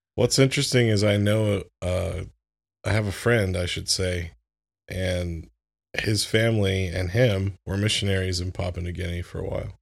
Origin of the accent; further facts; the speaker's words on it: Florida, United States; moved away; I grew up in Florida